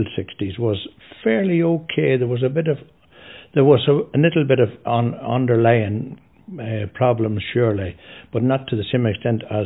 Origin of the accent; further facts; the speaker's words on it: South Armagh, Northern Ireland, United Kingdom; now in Westport, Ireland; I come originally from South Armagh. Katie was her local parish, and we had the De La Salle brothers there. That's the school we went to.